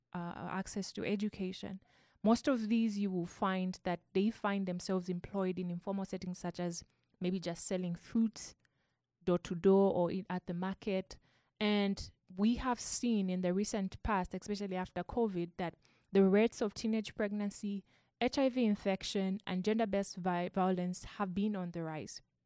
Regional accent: Zambia; I come from Zambia

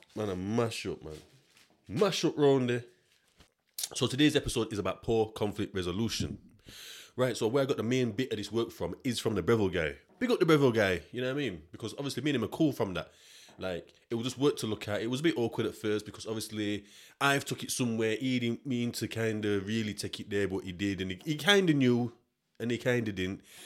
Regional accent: Yorkshire and the Humber, United Kingdom; I'm from South

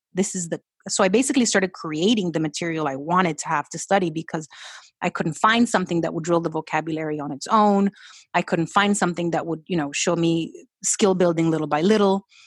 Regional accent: Colombia; English is a second language; moved away; also born or lived in Florida; we went back to Colombia

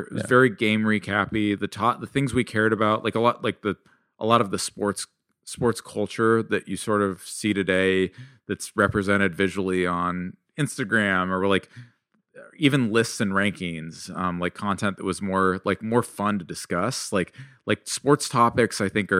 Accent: California, United States; And like, I grew up in Silicon Valley.

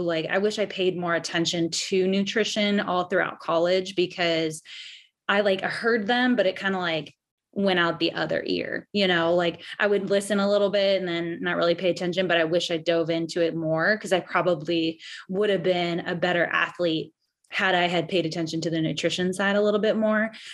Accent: San Diego, California, United States; now in Louisville, United States; I am from San Diego, California, but I live in Louisville, Kentucky

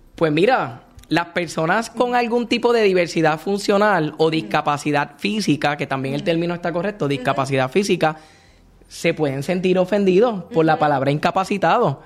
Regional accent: Puerto Rico; nosotros como puertorriqueños tenemos nuestra propia jerga

